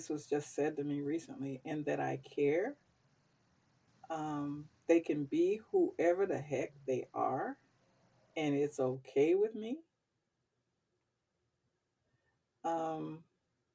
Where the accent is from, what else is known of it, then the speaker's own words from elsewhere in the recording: the South, United States; growing up in the South